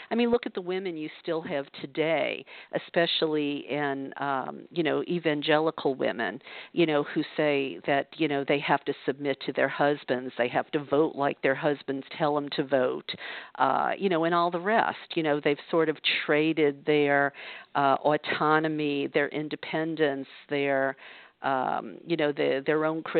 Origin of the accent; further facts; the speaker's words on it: the South, United States; because I know that's what it was like for me growing up in the South.